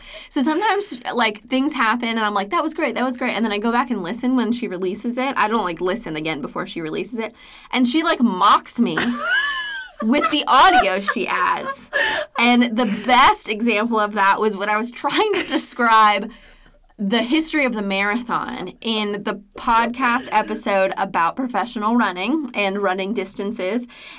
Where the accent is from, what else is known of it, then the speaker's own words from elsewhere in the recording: Hawaii, United States; And I grew up in Hawaii.